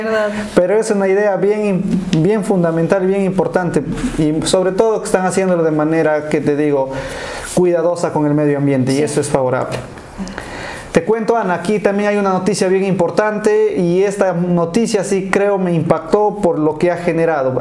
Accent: Peru; somos peruanos buenos emprendedores

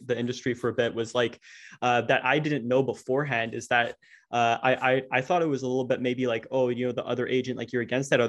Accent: Ottawa, Ontario, Canada; I'm from Ottawa, Canada

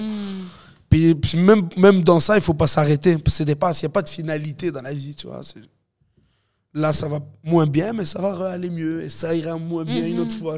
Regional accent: Montreal, Quebec, Canada; je viens de Montréal-Nord, je grandis avec des Haïtiens, des Africains, des Latinos, des Québécois

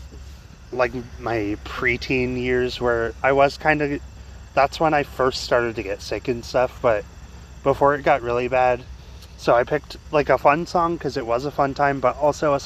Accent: Iowa, United States; also born or lived in Colorado / Altoona, Iowa / Newton, Iowa; our first move from Colorado to Iowa was kind of a big deal, but I don't remember it as well because I was only, like, 4.

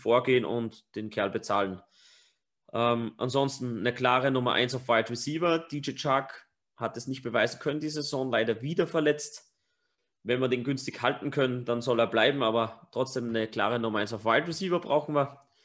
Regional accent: Upper Austria, Austria; accent: Upper Austrian dialect; unser normaler Dialekt in Oberösterreich ist halt wirklich hart

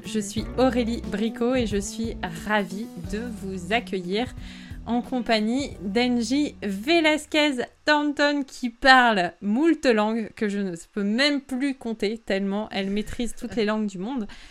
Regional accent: France; first language French; je suis née en France, de famille française. Je parle français depuis que j'ai zéro ans

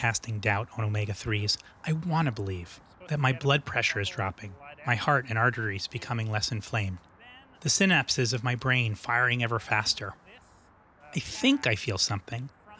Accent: Connecticut, United States; my home state of Connecticut.

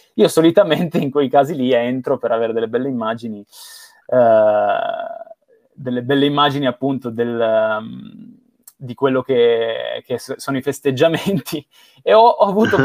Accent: Bra, Piedmont, Italy; io sono nato a Bra, in provincia di Cuneo, vicino a Torino

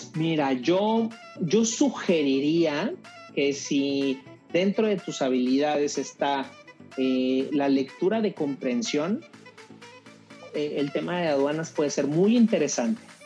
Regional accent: Mexico; somos mexicanos

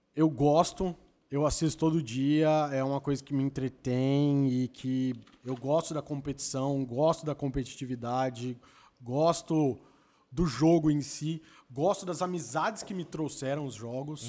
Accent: Campinas, São Paulo, Brazil; eu sou de Campinas

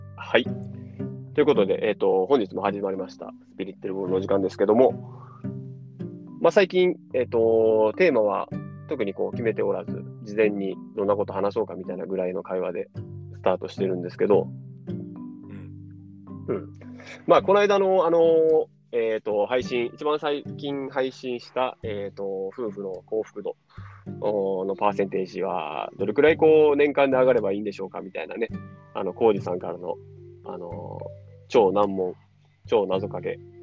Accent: Japan; 日本人の俺ら

